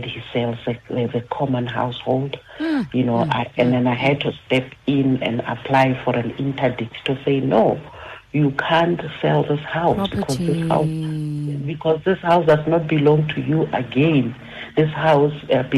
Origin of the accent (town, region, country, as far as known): South Africa